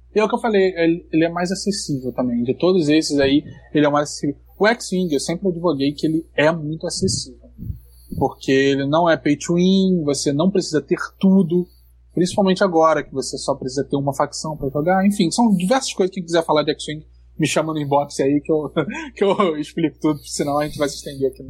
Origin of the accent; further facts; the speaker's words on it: Brazil; o cara perguntou de onde você é. Eu falei, pô, do Brasil